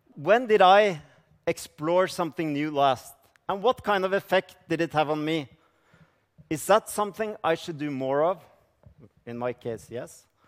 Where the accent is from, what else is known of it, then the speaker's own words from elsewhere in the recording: Norway; I come from Norway